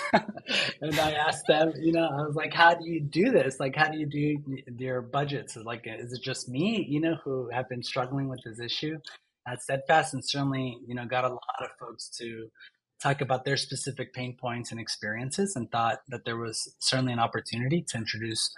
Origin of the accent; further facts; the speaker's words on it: Long Beach area, the Bay Area, California, United States; I grew up like in Long Beach area, you know, the Bay Area